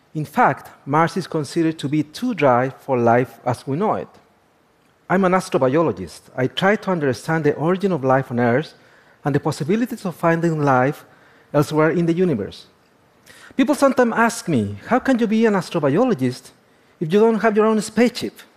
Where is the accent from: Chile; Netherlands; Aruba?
Chile; northern Chile; I was born and raised in the Atacama.